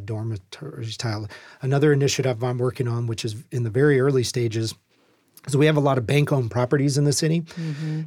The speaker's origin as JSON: {"language": "English", "region": "Louisiana", "country": "United States", "moved": "as an adult", "lives_now": "Tacoma, United States", "said": "I can cook gumbo because I'm from Louisiana"}